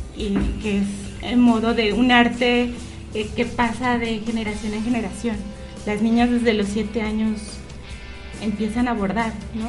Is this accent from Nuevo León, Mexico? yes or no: no; León, Guanajuato, Mexico; moved away as an adult; also born or lived in Chiapas; now in León, Mexico; yo soy de aquí de León, pero cuando terminé la universidad me fui a vivir a Chiapas